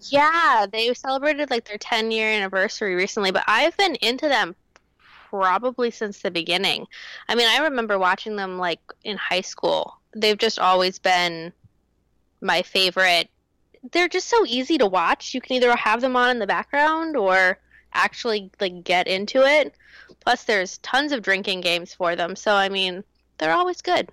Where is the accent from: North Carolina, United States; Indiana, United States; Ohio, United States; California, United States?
North Carolina, United States; I grew up in North Carolina